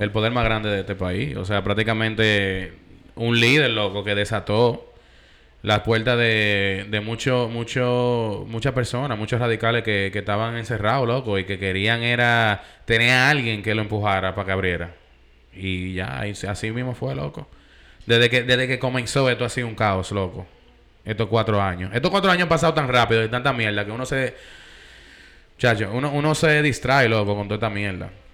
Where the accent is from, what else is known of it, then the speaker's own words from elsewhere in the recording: New York, United States; yo soy de Nueva York